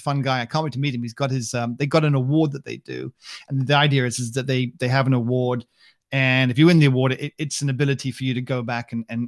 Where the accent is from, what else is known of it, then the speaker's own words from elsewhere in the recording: United Kingdom; I'm British